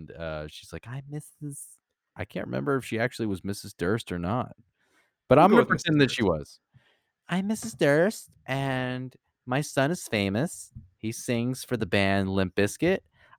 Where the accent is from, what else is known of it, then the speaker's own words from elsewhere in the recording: Jacksonville, Florida, United States; So I'm originally from Jacksonville, Florida